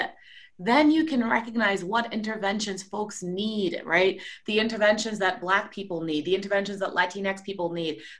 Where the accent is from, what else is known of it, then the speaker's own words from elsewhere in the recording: Jamaica; also born or lived in Trinidad and Tobago; now in United States; I grew up in a country that's 95% Black. I grew up in Jamaica. I also grew up in a country that's 30-30-30. It's a lot of mixed different in this season, Trinidad and Tobago.